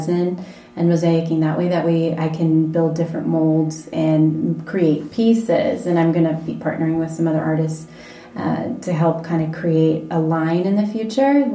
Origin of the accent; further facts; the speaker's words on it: Seattle, Washington, United States; now in Las Vegas, United States; I'm originally from Seattle